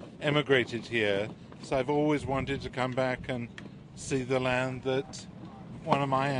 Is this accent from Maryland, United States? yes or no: yes; Baltimore, Maryland, United States; I'm from Baltimore in the USA. My grandfather was from New Zealand. My great-great-grandfather emigrated here